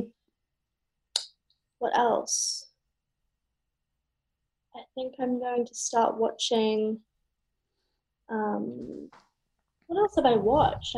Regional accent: United Kingdom; I'm British

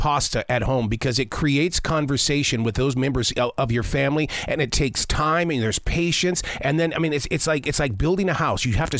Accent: Billings, Montana, United States; moved away as an adult; also born or lived in Lewistown, Montana; now in Charlotte, United States; In Charlotte, North Carolina. I grew up in Billings, Montana, but I wanted to come out here to the Carolinas

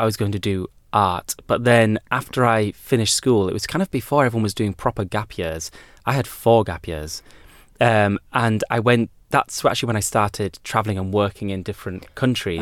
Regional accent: United Kingdom; I've always known my privilege as being a British person

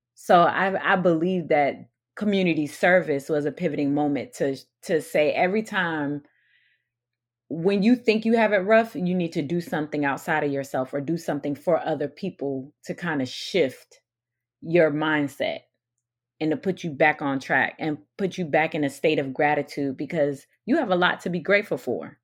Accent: St. Petersburg, Florida, United States; also born or lived in Newark, New Jersey; I moved to Florida when my dad was called to pastor at a church in Saint Petersburg when I was five

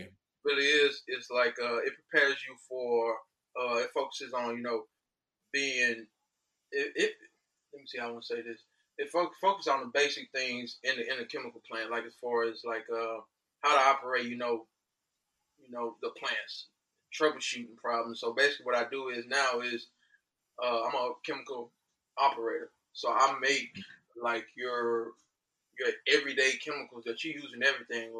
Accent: Houston, Texas, United States; also born or lived in Angleton, Texas; I'm from Houston, Texas. Went to school in Houston up to my junior high years. Relocated to Angleton in around 2006. Did my high school years there.

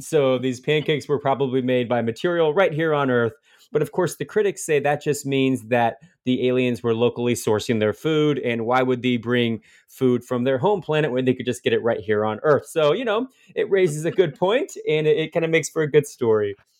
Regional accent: Fort Wayne, Indiana, United States; about 20 miles from my hometown of Fort Wayne, Indiana.

